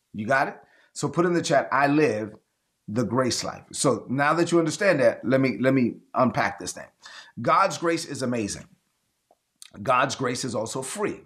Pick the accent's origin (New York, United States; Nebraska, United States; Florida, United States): New York, United States; New York City; moved away; growing up in East New York, Brooklyn